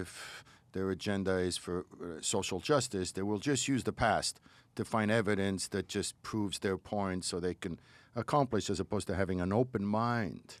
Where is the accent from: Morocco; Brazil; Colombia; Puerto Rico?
Morocco; now in United States; my Judaism is so different than the Judaism I grew up with in Morocco.